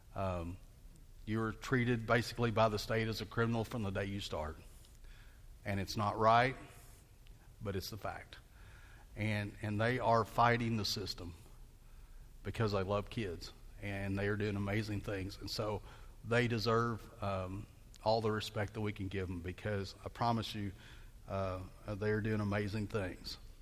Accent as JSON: {"language": "English", "town": "Bentonville", "region": "Arkansas", "country": "United States", "tie": "born or raised there", "said": "I grew up in Bentonville, Arkansas"}